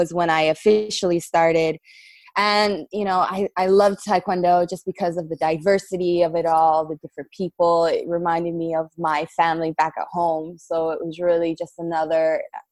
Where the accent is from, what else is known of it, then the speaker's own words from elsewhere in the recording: South Dakota, United States; also born or lived in Abilene, Texas; Everybody in South Dakota calls us the Rainbow Family